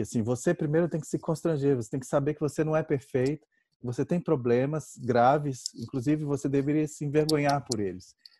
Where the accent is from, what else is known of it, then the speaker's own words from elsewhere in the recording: Volta Redonda, Rio de Janeiro, Brazil; a Igreja Presbiteriana de Volta Redonda, que é onde eu nasci